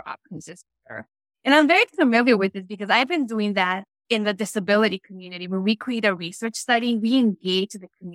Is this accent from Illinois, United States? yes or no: yes; Chicago, Illinois, United States; I was born and raised in Chicago, which is currently where I live